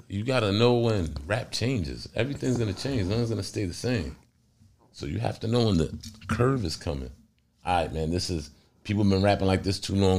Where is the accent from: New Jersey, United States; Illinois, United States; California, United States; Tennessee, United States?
New Jersey, United States; I'm from Jersey